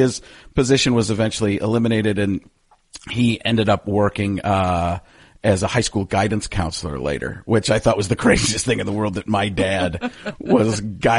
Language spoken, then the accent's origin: English; Waukesha, Wisconsin, United States; also born or lived in Elmwood Park, Illinois; I was born in Elmwood Park, Illinois. I was actually born in Cook County, Chicago area. And then when I was four, we moved here for his job or there for his job to the Waukesha area.